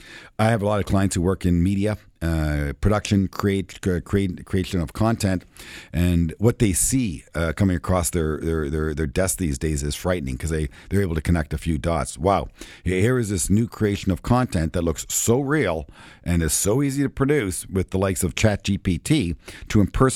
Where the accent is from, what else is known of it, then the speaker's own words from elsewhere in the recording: Canada; So as a Canadian, insurance legislation is a country of origin, I believe, product.